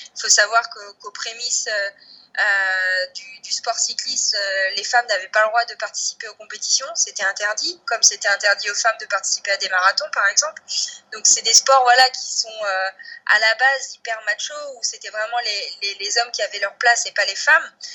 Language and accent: French; Côtes d'Armor, Brittany, France; Je suis originaire des Côtes d'Armor et j'habite toujours là en centre-Bretagne